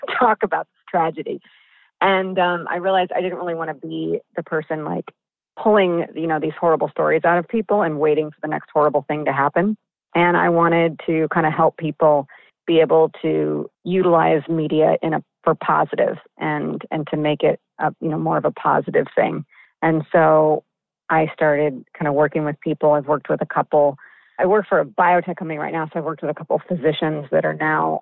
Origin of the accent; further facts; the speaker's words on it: Midwest, United States; moved away as an adult; now in Los Angeles, United States; I am from the Midwest.